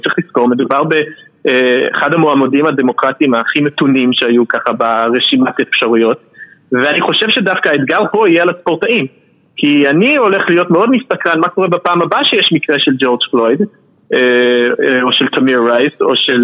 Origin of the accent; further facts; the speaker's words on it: Philadelphia, Pennsylvania, United States; also born or lived in Bucks County, Pennsylvania; אני גדלתי בפילדלפיה אבל אחרי זה עברנו לבקס קאונטי שזה איזה פרבר מאוד לבן מחוץ לפנסילבניה